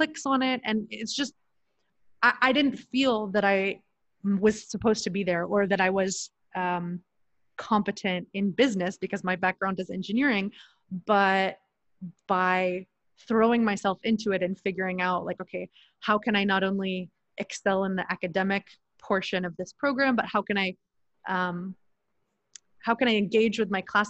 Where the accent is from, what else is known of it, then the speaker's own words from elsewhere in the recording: Kansas City, Missouri, United States; moved away as an adult; also born or lived in United Arab Emirates / Sacramento, California / Los Angeles, California / Orange County, California; now in Mexico; I grew up in Kansas City, Missouri, in a lower income area